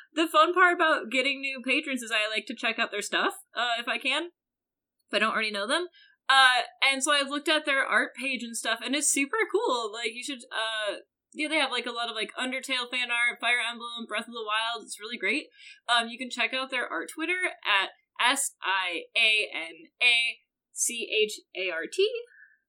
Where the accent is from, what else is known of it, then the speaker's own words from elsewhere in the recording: United States; I'm incredibly American